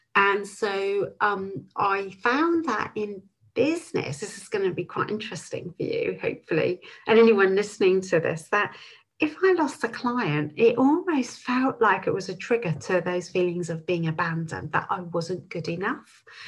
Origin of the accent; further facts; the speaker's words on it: Bristol, South West England, United Kingdom; moved away as an adult; also born or lived in Clevedon / London / New Zealand; I was born in Clevedon. I was brought up just outside of Bristol and lived here till I was 19